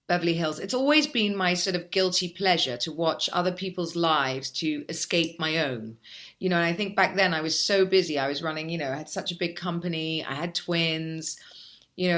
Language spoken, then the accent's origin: English; England, United Kingdom; now in Dubai, United Arab Emirates; We're English